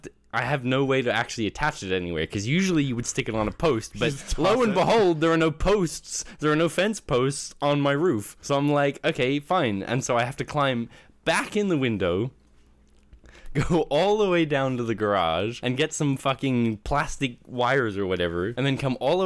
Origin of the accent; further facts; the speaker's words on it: Canada; also born or lived in Australia; So at the house I grew up in Canada, obviously yep. Not the one in Australia.